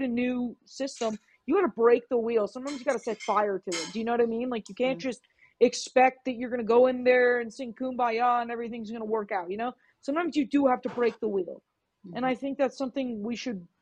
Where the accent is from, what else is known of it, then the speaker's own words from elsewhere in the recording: Los Angeles, California, United States; moved away; I'm from Southern California.